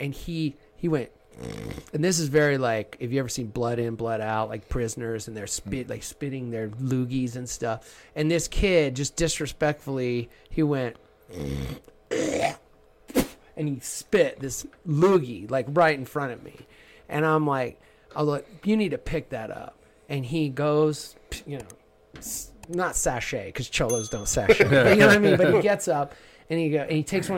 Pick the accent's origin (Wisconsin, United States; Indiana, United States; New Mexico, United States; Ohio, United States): New Mexico, United States; Southern; I grew up in Southern New Mexico